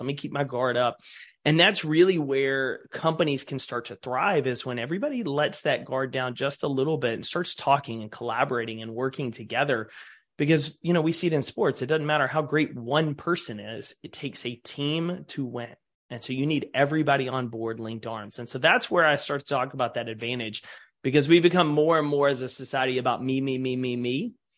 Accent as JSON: {"language": "English", "region": "East Texas", "country": "United States", "tie": "born or raised there", "said": "growing up in East Texas"}